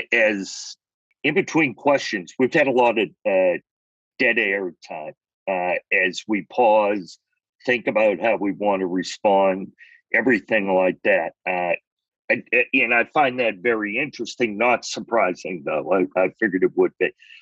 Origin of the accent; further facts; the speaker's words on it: Connecticut, United States; now in Massachusetts, United States; because I'm from Connecticut, I know the town